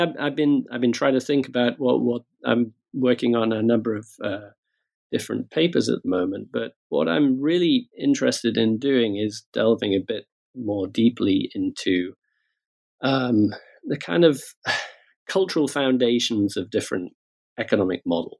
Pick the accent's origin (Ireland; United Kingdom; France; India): United Kingdom; At the same time, I'm British. I work in Britain, spend a lot of time in the United States as well.